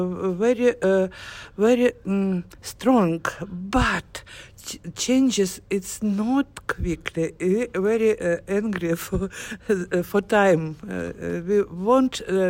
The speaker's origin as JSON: {"language": "English", "country": "Kazakhstan", "said": "I'm from Kazakhstan, and I am a head of the Feminist League"}